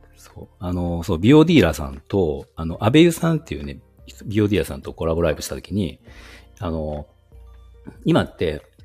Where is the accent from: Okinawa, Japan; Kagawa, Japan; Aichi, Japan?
Aichi, Japan; also born or lived in Nagoya; 出身も愛知ですね